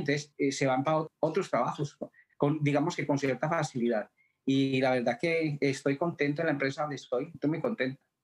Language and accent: Spanish; Colombia; moved away as an adult; also born or lived in Madrid, Spain; now in Ottawa, Canada; yo nací en Colombia, pero hace 31 años me fui para Madrid.